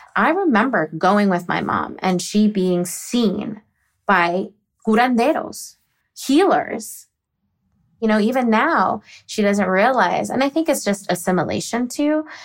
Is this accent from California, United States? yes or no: no; Virginia or the DC area, United States; also born or lived in Texas; I'm originally from Texas, but I was raised in Virginia or the DC area